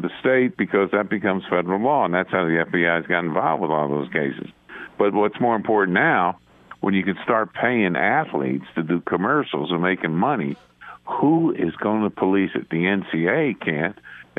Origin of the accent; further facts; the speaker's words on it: Beacon, New York, United States; I grew up in Beacon, New York, which is about 50 miles north of New York City, above West Point.